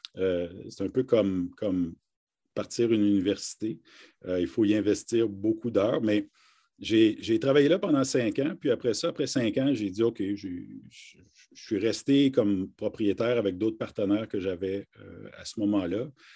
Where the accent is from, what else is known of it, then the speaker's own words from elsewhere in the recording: Harty, Ontario, Canada; also born or lived in Kapuskasing, Ontario; je suis originaire d'une, de, en fait, d'un petit village qui s'appelle Harty